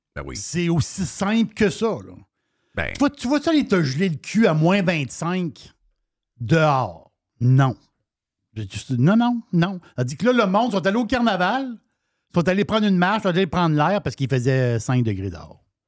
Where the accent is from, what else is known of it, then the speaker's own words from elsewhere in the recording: Quebec, Canada; nous autres, Québec, on est, on, on, on est Québécois